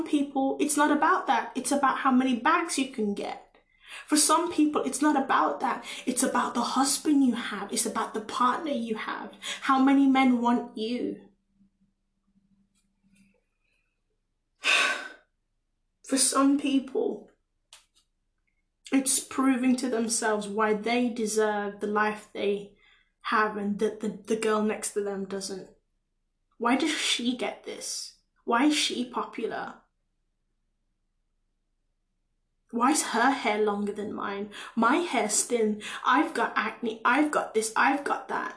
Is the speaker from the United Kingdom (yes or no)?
yes; England, United Kingdom; I came to England at 6 years old